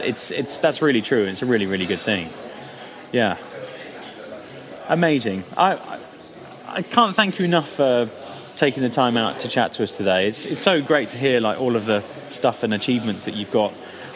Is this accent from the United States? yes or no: no; Dubai, United Arab Emirates; Well, I grew up in Dubai, and October, November time.